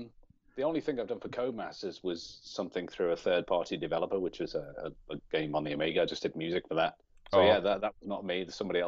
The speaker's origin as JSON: {"language": "English", "region": "North West England", "country": "United Kingdom", "tie": "born or raised there", "said": "I grew up on the Wirral in England, obviously, which is just over the water from Liverpool. So generally, I'll say that I'm from Liverpool"}